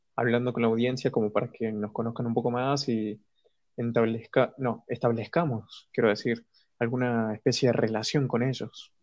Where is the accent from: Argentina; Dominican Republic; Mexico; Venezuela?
Argentina; soy de Argentina